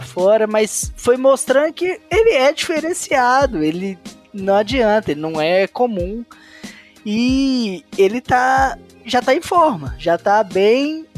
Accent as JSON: {"language": "Portuguese", "town": "Belo Horizonte", "region": "Minas Gerais", "country": "Brazil", "said": "sou de Belo Horizonte"}